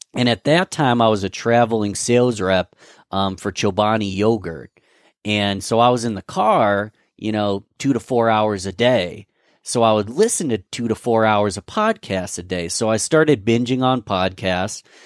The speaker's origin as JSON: {"language": "English", "town": "Rochester", "region": "New York", "country": "United States", "said": "I'm from Rochester, New York"}